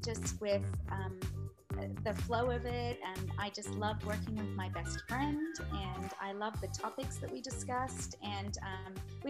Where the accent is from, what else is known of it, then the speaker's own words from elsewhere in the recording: Australia; I'm from Australia